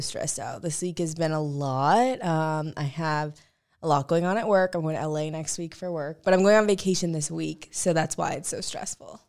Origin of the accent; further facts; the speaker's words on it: St. Louis, Missouri, United States; I'm from Saint Louis